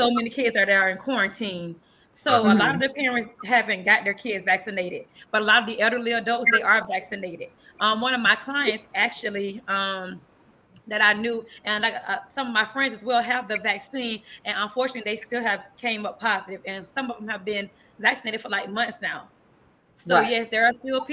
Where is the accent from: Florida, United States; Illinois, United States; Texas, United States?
Florida, United States; Tampa; accent: country accent; also born or lived in Quincy, Florida; We moved to Tampa, Florida when I was 9 years old.